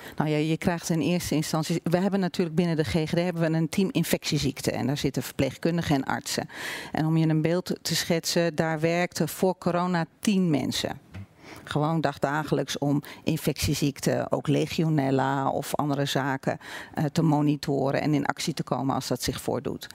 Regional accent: Olst, Overijssel, Netherlands; now in Zwolle, Netherlands; Geboren en getogen in Olst, dichtbij Weijen.

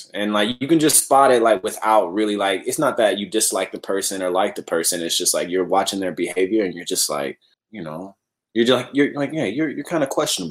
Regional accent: Oakland, California, United States; accent: California; I don't really have an Oakland accent like that. My California accent only comes out in like specific words, so I don't really know. You know, I've been in the South for a little bit, man.

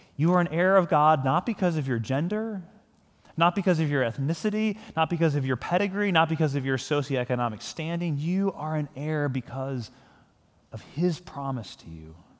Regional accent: United States; I'm a Christian who is also an American

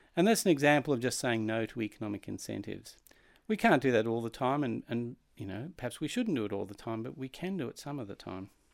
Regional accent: Australia; moved away; as an Australian

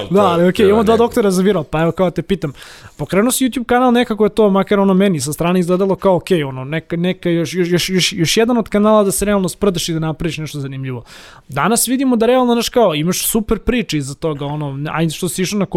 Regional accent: Belgrade, Serbia; ja sam inako iz Zemuna

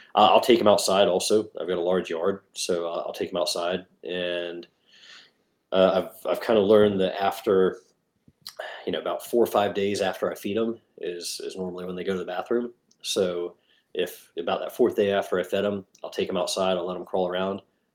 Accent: England, United Kingdom; moved away; I grew up in England.

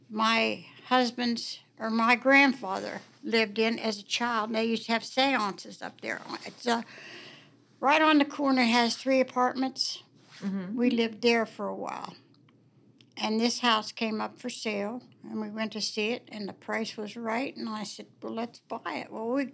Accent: Warwood, West Virginia, United States; born there; I was born in Warwood. Warwood hasn't changed since I was a little girl.

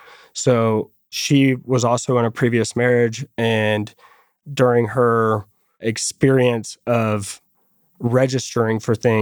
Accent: Fort Worth, Texas, United States; Yeah. So born and raised here in Fort Worth, Texas.

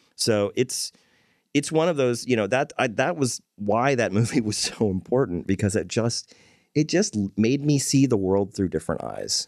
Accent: Corpus Christi, Texas, United States; moved away as an adult; now in Fort Worth, United States; I was born and raised in Corpus Christi.

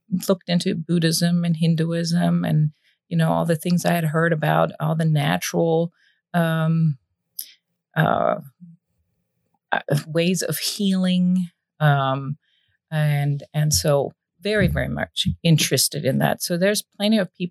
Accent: Germany; moved away; I was raised in the Protestant church in Germany, went through the whole religious educational

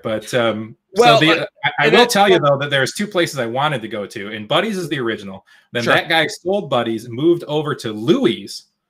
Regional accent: Petoskey, Michigan, United States; I'm not a Detroiter, guys. I grew up in Petoskey

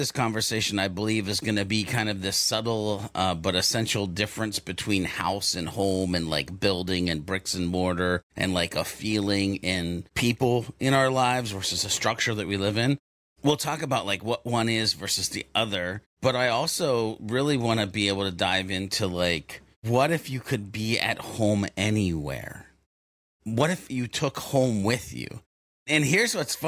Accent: the South, Southern United States, United States; as a Southerner

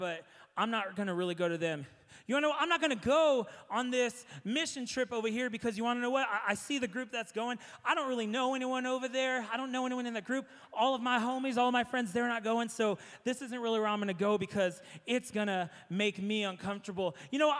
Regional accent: San Antonio, Texas, United States; Growing up in San Antonio, if you did an Easter egg hunt, you had those cascarones

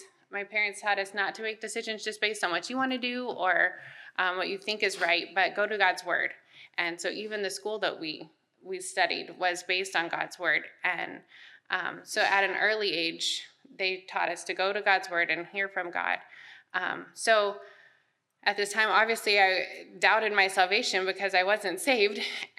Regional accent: Wichita, Kansas, United States; born there; now in Texas, United States; So I was born in Wichita, Kansas. So we got here as soon as we could, but I wasn't born in Texas.

